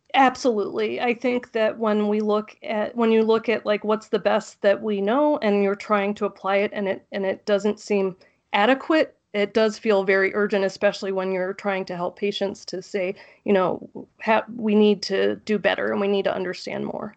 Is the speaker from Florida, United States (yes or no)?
yes; South Florida, United States; also born or lived in Tallahassee, Florida / North Dakota; I grew up in South Florida, and then I went to school in the Panhandle